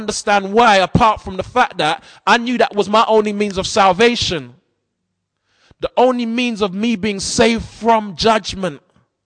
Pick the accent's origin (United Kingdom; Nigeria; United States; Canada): United Kingdom; London; as a 14-year-old growing up in South London